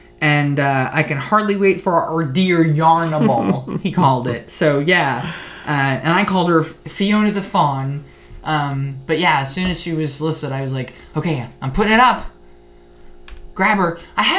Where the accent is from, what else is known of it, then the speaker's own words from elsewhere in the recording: Madisonville, Louisiana, United States; I was born and raised in Madisonville, Louisiana. That's about 40 miles north of New Orleans.